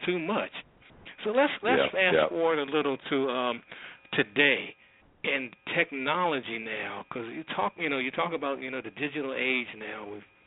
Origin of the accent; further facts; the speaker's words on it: Washington, District of Columbia, United States; I grew up in the Washington, D.C. area